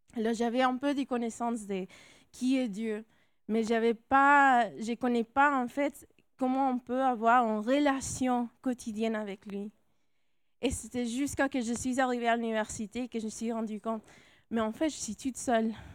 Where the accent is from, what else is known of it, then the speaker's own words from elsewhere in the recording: California, United States; accent: American, Latino; French is a second language; moved away as an adult; also born or lived in Grenoble, France; now in France; moi, je suis née en Californie. Alors, c'est pour ça mon accent américain, latino